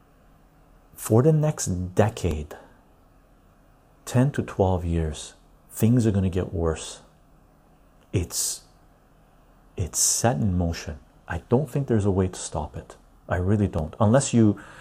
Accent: Canada; I'm a Canadian tea drinker.

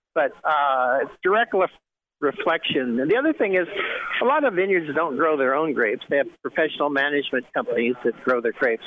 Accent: Bakersfield, California, United States; also born or lived in Santa Maria, California / Paso Robles, California; I grew up near Bakersfield, where it's hot and they grow wine grapes

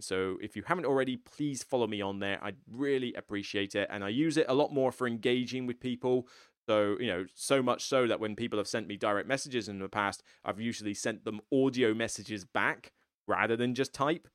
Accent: United Kingdom; I'm some random dude from the U K, so I'm not even from America

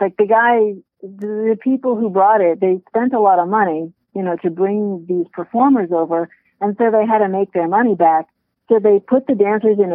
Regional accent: New York City, New York, United States; now in Vermont, United States; I'm from there. I don't live there now. I live in Vermont right now. But I'm from New York and I grew up in Brooklyn.

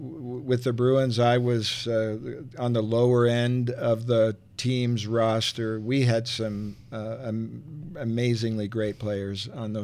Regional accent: Montreal, Quebec, Canada; born there; Well, I was born in Montreal in the province of Quebec. And hockey was then a very big thing and still is, I believe.

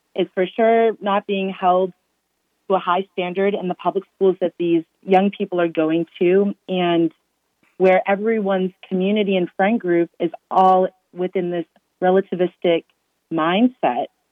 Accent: Massachusetts, United States; born and raised in Massachusetts

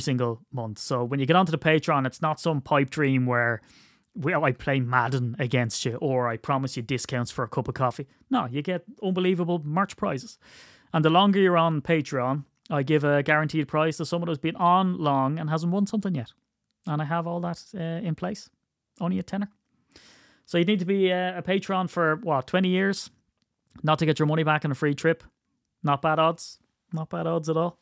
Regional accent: Ireland; I'm Irish

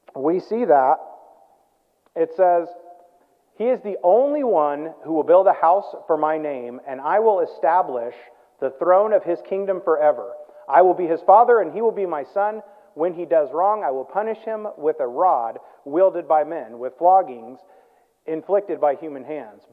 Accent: Midwest, United States; I grew up in the Midwest

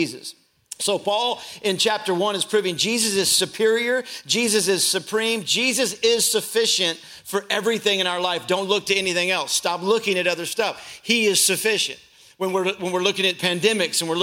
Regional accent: Louisville, Kentucky, United States; I grew up in Louisville, Kentucky

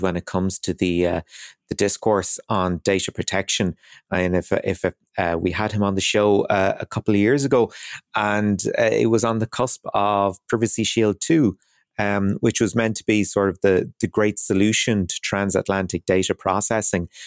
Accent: Ireland; as Irish people

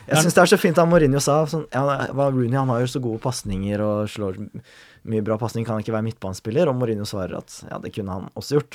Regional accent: Norway

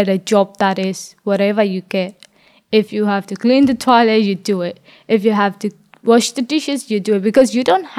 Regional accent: Myanmar; now in Australia; They say you came from border, even though I was born in Burma

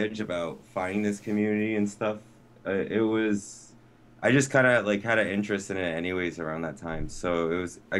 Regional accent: New London, Connecticut, United States; I was born in New London, Connecticut, Lawrence Memorial Hospital. Little, quaint little town

